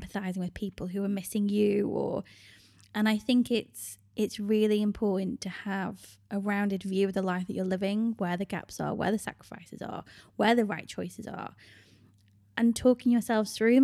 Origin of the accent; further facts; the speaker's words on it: United Kingdom; moved away as an adult; My home country is the U K